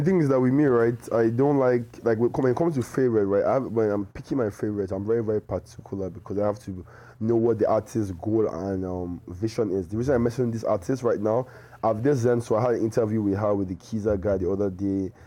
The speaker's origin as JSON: {"language": "English", "country": "Nigeria", "said": "I'm, I'm a Nigerian"}